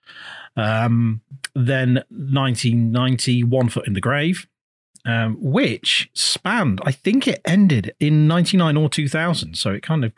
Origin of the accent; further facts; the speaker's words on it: United Kingdom; I'm British